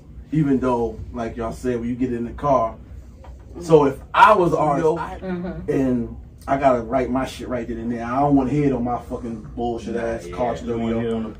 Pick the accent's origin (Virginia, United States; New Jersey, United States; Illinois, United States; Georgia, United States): New Jersey, United States; Newark; moved away as an adult; No, I'm from Spring, too. I'm not in Spring, but I was born and raised in Newark, New Jersey.